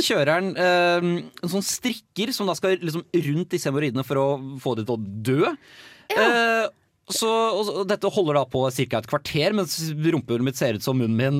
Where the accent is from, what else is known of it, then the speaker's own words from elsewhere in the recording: Nøtterøy, Vestfold, Norway; now in Trondheim, Norway; hjemme på Nøtterøy